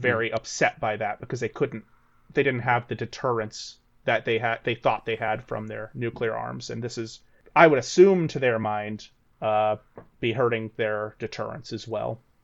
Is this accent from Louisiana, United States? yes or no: no; Texas, United States; moved away; I hail from Texas originally